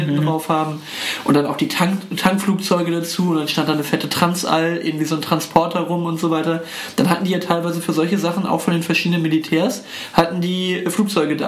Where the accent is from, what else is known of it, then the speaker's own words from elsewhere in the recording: Germany; ich bin irgendwie stolz darauf, äh, äh, Deutscher zu sein